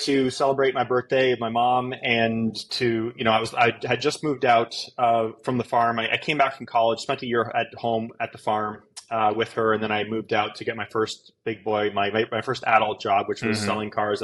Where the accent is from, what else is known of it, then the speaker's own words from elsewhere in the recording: Canada; moved away as an adult; now in Fort Worth, United States; I am originally from Canada, born and raised up north. And then 4 years ago, I moved to Texas.